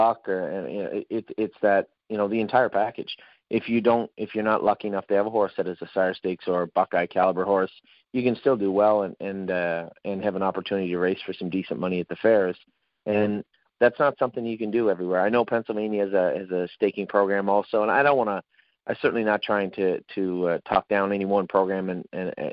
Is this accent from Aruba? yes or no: no; Canada; moved away; I'm originally from Canada, I'm a Canadian